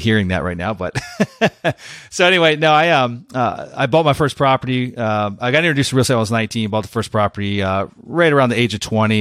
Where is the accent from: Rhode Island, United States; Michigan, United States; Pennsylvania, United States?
Pennsylvania, United States; now in Florida, United States; i went back to pennsylvania went back to the, my, my hometown